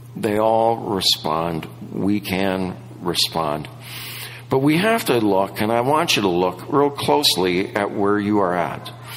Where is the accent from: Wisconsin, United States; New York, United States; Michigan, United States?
Wisconsin, United States; moved away; I grew up in Wisconsin